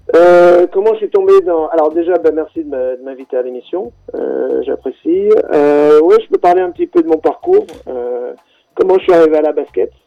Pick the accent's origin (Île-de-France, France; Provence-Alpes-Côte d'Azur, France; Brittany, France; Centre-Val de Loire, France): Île-de-France, France; Créteil; also born or lived in Grenoble; je suis originaire à l'origine de Grenoble. Euh, ensuite, j'ai grandi, j'ai passé mon adolescence en banlieue parisienne à Créteil